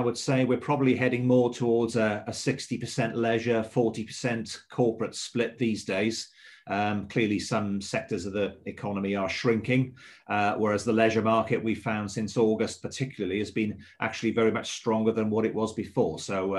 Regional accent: Swansea, Wales, United Kingdom; now in England; Originally, I'm from Swansea. That's my hometown. But I've lived across the bridge, as we call it, where I come from, since 1984.

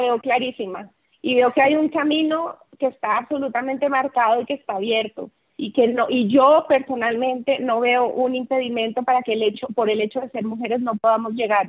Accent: Colombia; moved away as an adult; now in Mexico; soy colombiana, aunque ya llevo 20 años viviendo en México

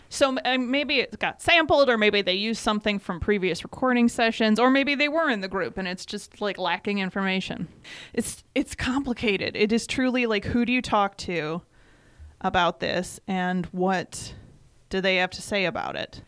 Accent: Michigan, United States; first language English; moved away; having been from Michigan

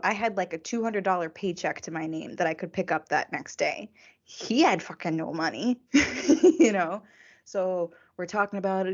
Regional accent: Massachusetts, United States; also born or lived in Texas; I was actually born in Texas. My mom has family in Texas. So even though I grew up in Massachusetts

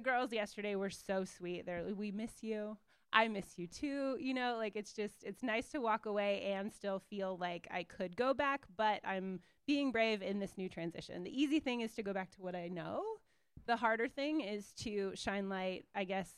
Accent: Vancouver, Washington, United States; I grew up in Vancouver, Washington.

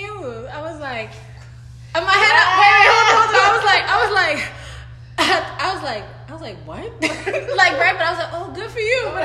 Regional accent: New York City, New York, United States; I'm from New York, right? Like, I'm from Brooklyn.

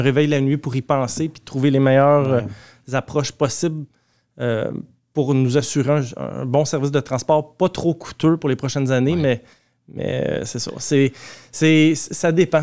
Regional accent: Mascouche, Quebec, Canada; J'étais même enfant de cœur, je vous dirais, oh, euh, l'église paroissiale de chez nous à Mascouche. Quand j'étais jeune

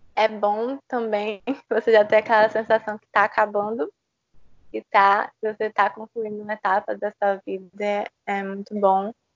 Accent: Recife, Pernambuco, Brazil; moved away as an adult; now in João Pessoa, Brazil; eu sou de Recife, eu morei lá quase a minha vida toda e eu vim para João Pessoa

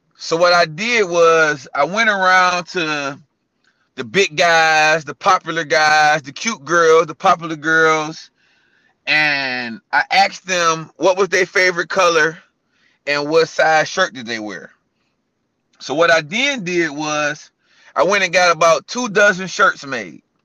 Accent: Cleveland, Ohio, United States; also born or lived in California; now in Charlotte, United States; I'm born and raised in Cleveland

